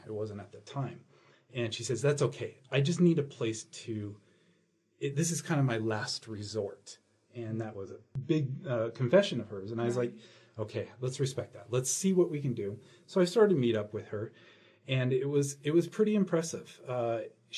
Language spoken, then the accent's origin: English; San Francisco, California, United States; I'm from San Francisco area